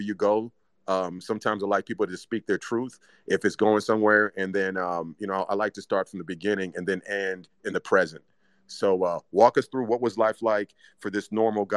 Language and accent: English; Zimbabwe; moved away; we're both immigrants, right? Or, you know, I'm from Zimbabwe